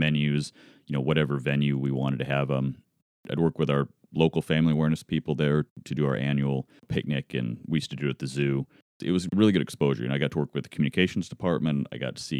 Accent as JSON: {"language": "English", "region": "Alaska", "country": "United States", "tie": "born or raised there", "moved": "yes", "said": "I grew up in Alaska."}